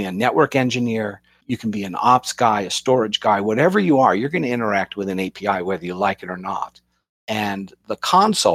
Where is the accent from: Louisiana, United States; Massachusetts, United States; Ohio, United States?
Massachusetts, United States; Boston; I'm from the Boston area